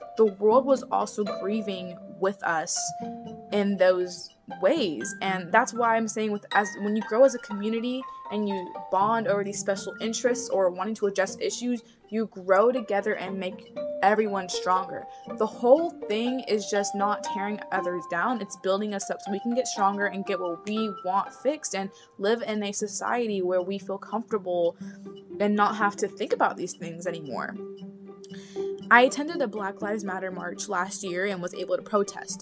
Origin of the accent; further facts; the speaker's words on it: Florida, United States; I was born in Florida, so I'm a natural born citizen